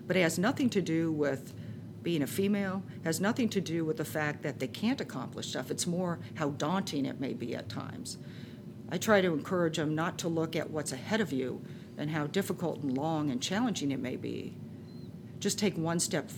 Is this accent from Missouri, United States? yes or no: no; Orange County, Southern California, United States; moved away as an adult; also born or lived in upstate New York / San Francisco area; I grew up in Southern California in Orange County, and I moved to upstate New York.